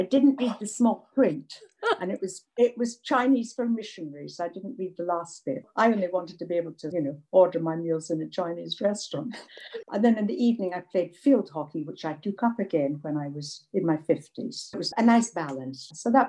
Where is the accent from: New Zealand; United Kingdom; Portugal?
United Kingdom; Scotland; moved away as an adult; So I was very sad when I came from Scotland. When I was 19, I wanted to go and live in America.